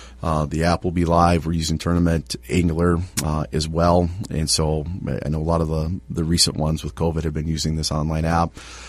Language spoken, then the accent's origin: English; Iowa, United States; now in Bemidji, United States; I'm from Iowa, right? So we have, you know, cornfields and soybeans and a couple trees here and there.